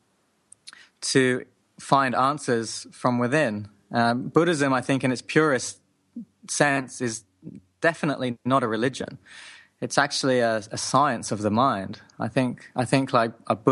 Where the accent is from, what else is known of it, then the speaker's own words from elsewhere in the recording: Hong Kong, then England, United Kingdom; also born or lived in Japan; I grew up in Hong Kong, then England